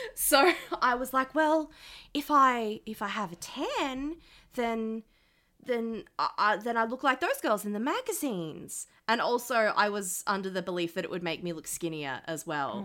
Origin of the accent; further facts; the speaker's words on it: Sydney, New South Wales, Australia; I grew up in Western Sydney